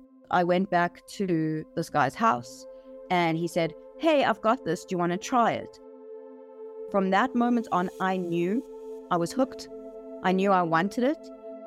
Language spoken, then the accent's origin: English; Johannesburg, Gauteng, South Africa; I grew up in Johannesburg, South Africa. I was born into a typical Jewish South African family.